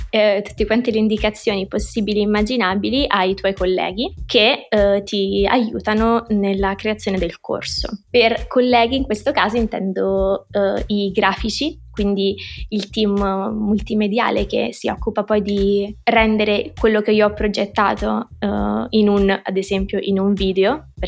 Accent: Rome, Lazio, Italy; Mm, vabbè, sono di Roma, direi 23.

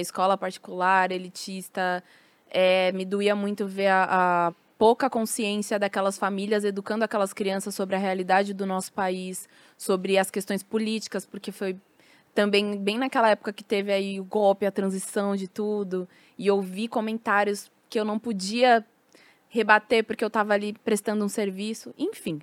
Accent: São Paulo, Brazil; Nasci em São Paulo, em Santo Amaro, na, na Sul.

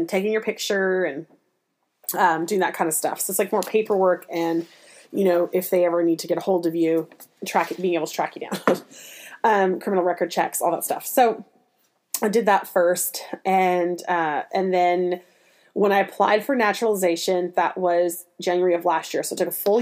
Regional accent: Canada; moved away as an adult; also born or lived in Nashville, United States; now in United States; I'm Canadian proud

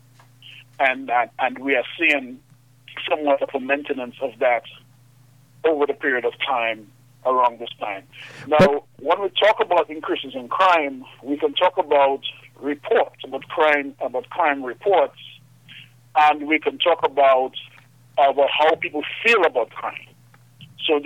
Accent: Trafalgar, Dominica; I'm from Trafalgar

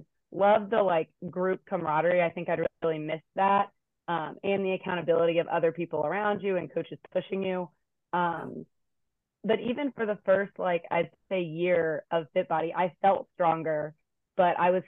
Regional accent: Hampton, Virginia, United States; moved away as an adult; now in Blacksburg, United States; I'm from Hampton, Virginia. Have been in Blacksburg for over a decade now.

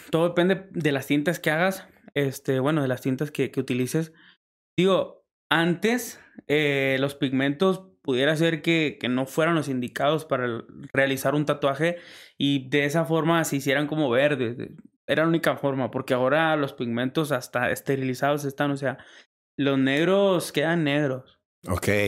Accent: Lerdo, Durango, Mexico; Lerdo Durango.

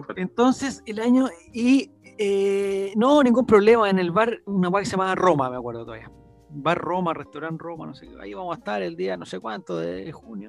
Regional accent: Chile; yo soy de Chile

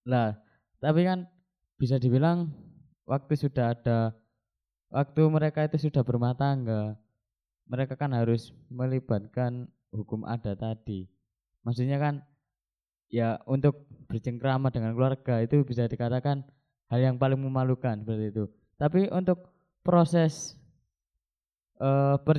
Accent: Jombang, East Java, Indonesia; Saya dari Jombang.

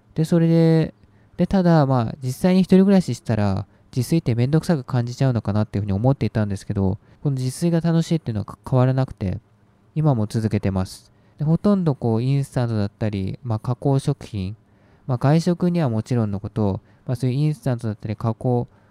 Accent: Japan; 日本で育って

